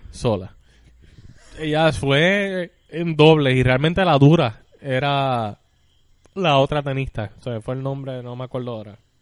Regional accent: Puerto Rico; yo soy puertorriqueño y si me siento puertorriqueño

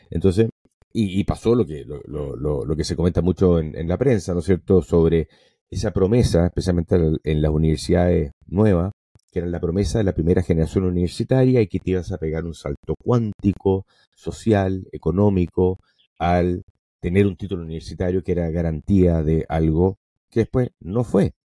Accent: Venezuela; born there; Yo nací en Venezuela hace 58 años por accidente, porque mi papá trabajaba en una multinacional.

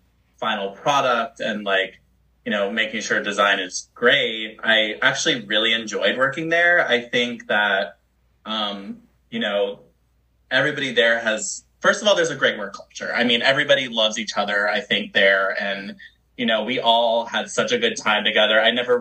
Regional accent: Charlotte, North Carolina, United States; now in Los Angeles, United States; I live in LA right now, and I'm originally from North Carolina. Yeehaw, North Carolina. Shout out to Charlotte, you know, the 704

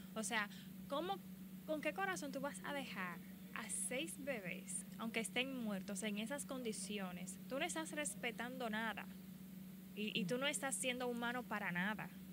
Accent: Dominican Republic; yo soy de República Dominicana

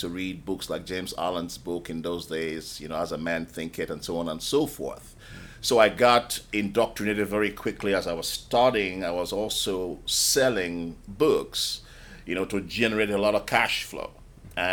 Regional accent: Nigeria; moved away as an adult; also born or lived in United Kingdom; now in London, United Kingdom; I was born in Nigeria. And I spent the first 19 years of my life in Nigeria

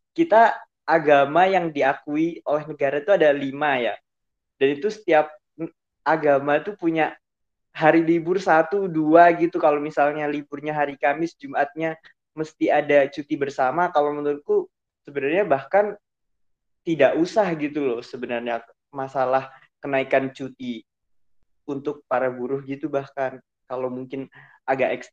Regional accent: Batam, Riau Islands, Indonesia; Jadinya itu aku dulu pas kecil tuh di Batam.

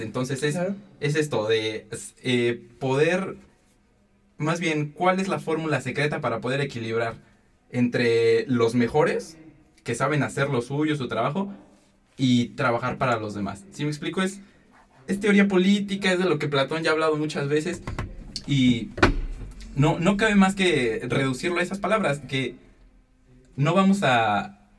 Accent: Mexico; somos mexicanos

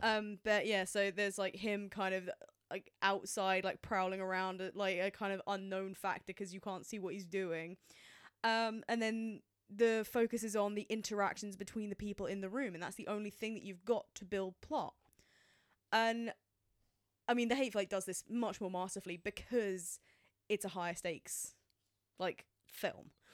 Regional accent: England, United Kingdom; as a British person

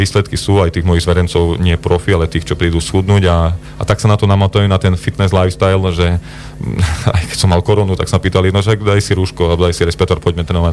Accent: Belá nad Cirochou, Prešov Region, Slovakia; also born or lived in Snina / Humenné / Lackovce; narodený v Sníne, bývajúci v Belinaci Rochov, 20 no, rokov

